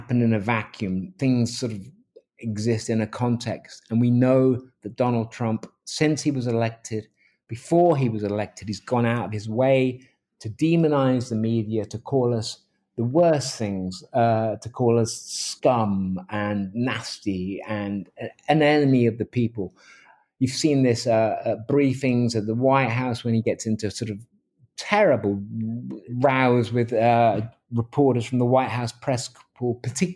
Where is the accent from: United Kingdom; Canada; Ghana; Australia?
United Kingdom; England; moved away as an adult; now in Seattle, United States; I'm a journalist from England. I'm from The Independent